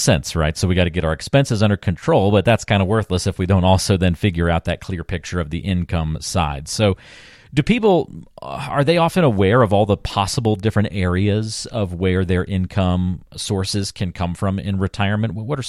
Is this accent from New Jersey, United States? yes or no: no; North Carolina, United States; I grew up in North Carolina. We always went back pretty early, like middle of August, it seemed.